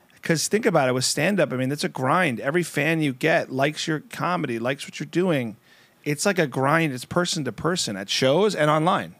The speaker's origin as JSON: {"language": "English", "country": "United States", "also_born_or_lived": "New Jersey", "said": "I'm from New York and New Jersey"}